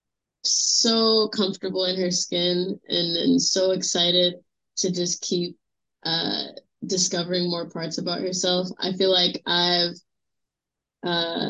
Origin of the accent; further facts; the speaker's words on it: New York City, New York, United States; I'm born and raised from Brooklyn, New York